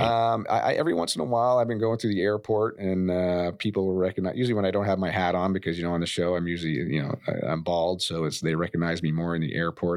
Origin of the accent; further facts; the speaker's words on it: Maine, United States; moved away as an adult; also born or lived in San Diego; growing up in Maine